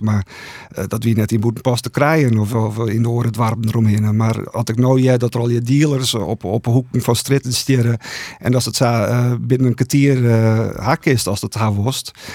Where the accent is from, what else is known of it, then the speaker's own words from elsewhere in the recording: Buitenpost, Friesland, Netherlands; in Boetenpost eh, opgegroeid